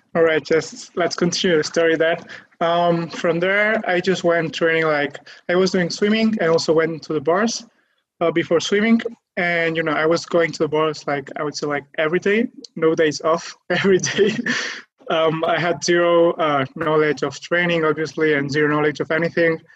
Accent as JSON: {"language": "English", "area": "near Barcelona", "region": "Catalonia", "country": "Spain", "said": "I'm from Spain. I'm from Catalonia, near Barcelona"}